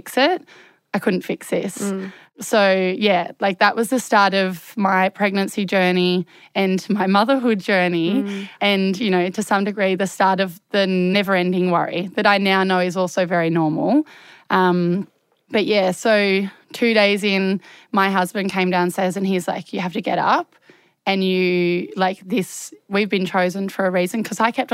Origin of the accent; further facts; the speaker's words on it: Hobart, Tasmania, Australia; I'm from Hobart